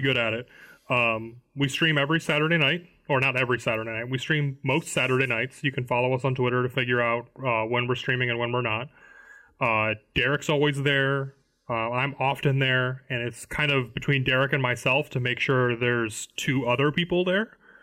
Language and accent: English; Illinois, United States; now in Florida, United States; I'm from Illinois